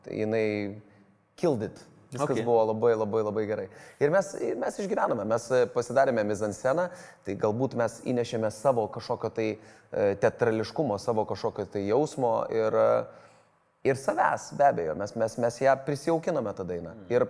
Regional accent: Lithuania; suprasti, apie ką mes lietuviai vis tik esame. O mes esame apie, mūsų tauta yra keliautojai, mūsų e, tauta yra eksploreriai

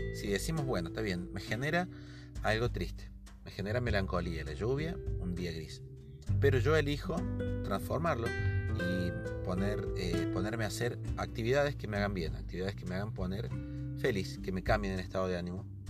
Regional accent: Argentina; soy de Argentina

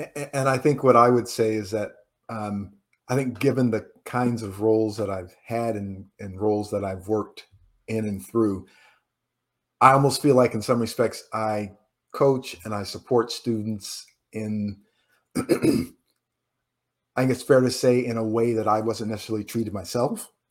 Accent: Indiana, United States; moved away; also born or lived in New York; I'm from Indiana

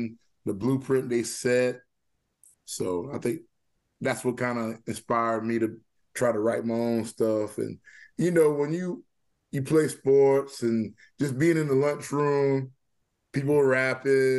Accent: Walterboro, South Carolina, United States; now in Charleston, United States; my childhood right there growing up in Walterboro

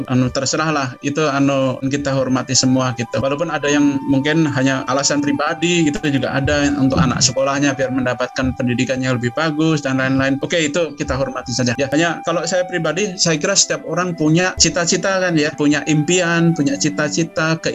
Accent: Solo, Central Java, Indonesia; Jadi saya tetap juga kenapa saya pilih eh, UNS ya karena saya dibesarkan di Solo ya.

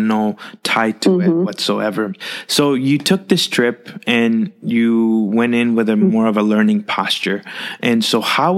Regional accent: Rio Grande Valley, South Texas, United States; I grew up in the South Texas region in the Rio Grande Valley

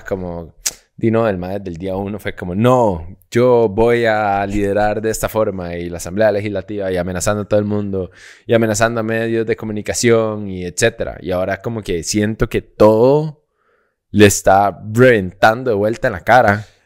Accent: Costa Rica

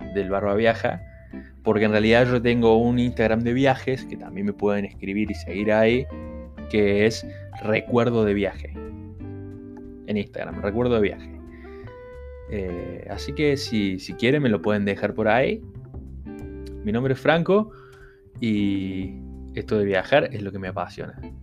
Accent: Argentina; somos de Argentina

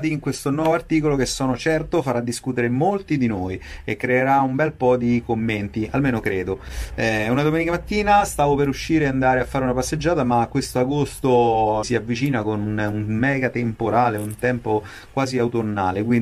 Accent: Rome, Lazio, Italy; Io sono di Roma, quindi parlo di, di Roma, così non faccio torto a nessuno.

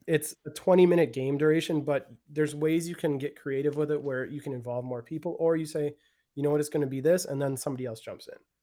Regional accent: Milwaukee, Wisconsin, United States; also born or lived in Florida; born and raised in Milwaukee

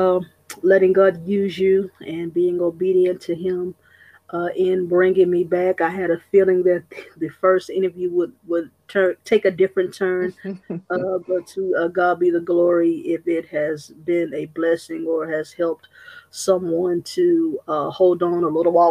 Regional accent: Austin, Texas, United States; born and raised in Austin, Texas.

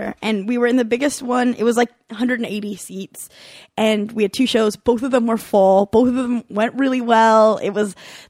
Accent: Southern California, United States; I'm from Southern California

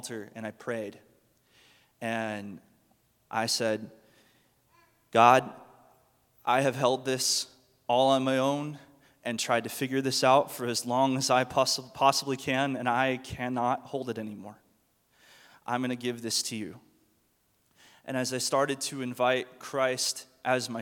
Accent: Mustang, Oklahoma, United States; I grew up here in Mustang, just right by the Walmart, and my family's pretty much been here my whole life.

